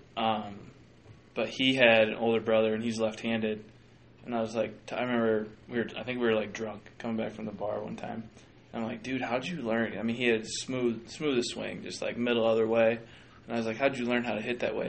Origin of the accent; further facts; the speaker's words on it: Minnesota, United States; I'm technically a Minnesotan